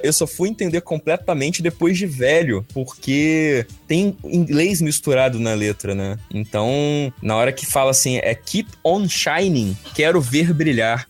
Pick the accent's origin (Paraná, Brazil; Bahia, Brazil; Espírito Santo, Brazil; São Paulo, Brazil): Espírito Santo, Brazil; Vitória; Eu, quando eu era criança lá em, em Vitória Espírito Santo